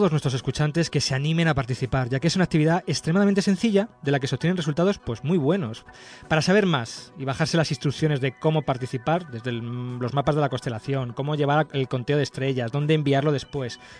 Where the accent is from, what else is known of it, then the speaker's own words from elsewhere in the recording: Alcorcón, Community of Madrid, Spain; yo soy de Alcorcón